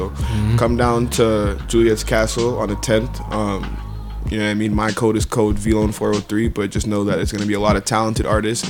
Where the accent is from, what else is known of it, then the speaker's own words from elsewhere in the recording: Calgary, Alberta, Canada; also born or lived in Ontario; I was raised in Calgary. I'm born in Ontario.